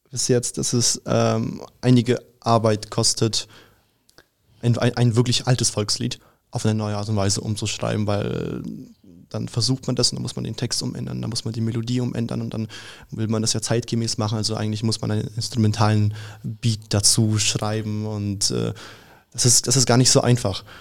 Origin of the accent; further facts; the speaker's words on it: Russia; also ich bin ja Russe und bei uns gibt es halt keinen Weihnachten am 24.